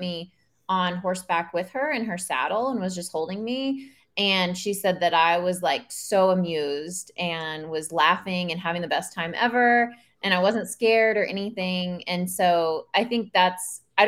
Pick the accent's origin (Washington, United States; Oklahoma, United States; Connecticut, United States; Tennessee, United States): Oklahoma, United States; I grew up in Oklahoma and we grew up out in the country